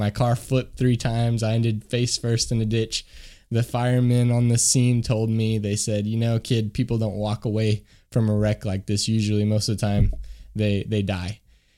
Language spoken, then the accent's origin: English; Kentucky, United States; moved away as an adult; now in France; I'm actually from Kentucky originally